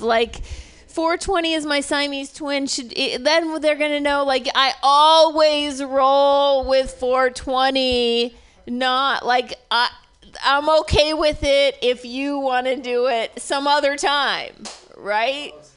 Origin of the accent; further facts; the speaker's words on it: Oregon, United States; moved away; I was born in Oregon, so I have re- Oregon relatives